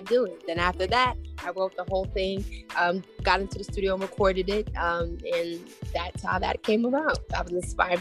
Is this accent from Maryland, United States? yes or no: yes; Maryland, United States; Growing up in Maryland, it was quite diverse for me